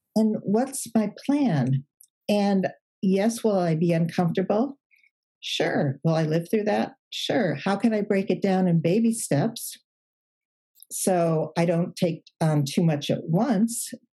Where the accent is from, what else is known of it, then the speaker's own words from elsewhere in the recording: Chicago, Illinois, United States; moved away as an adult; now in California, United States; I'm from Chicago, but now we we're in California